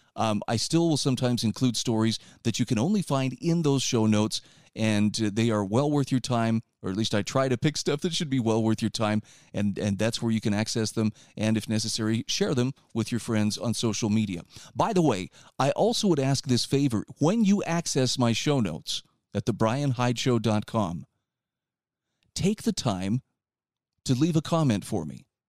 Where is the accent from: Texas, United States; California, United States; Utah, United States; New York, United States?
Utah, United States; my home state of Utah